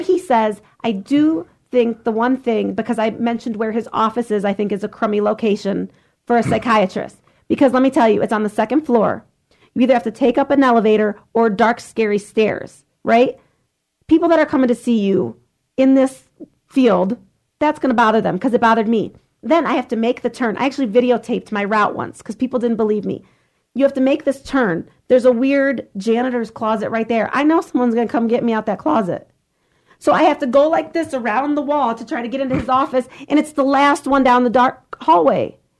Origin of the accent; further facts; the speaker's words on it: Lorain, Ohio, United States; I grew up in Lorraine.